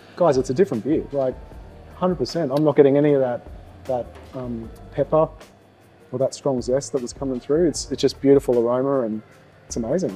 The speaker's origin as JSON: {"language": "English", "town": "Gold Coast", "region": "Queensland", "country": "Australia", "tie": "born or raised there", "also_born_or_lived": "Brisbane", "said": "I was born and raised on the Gold Coast"}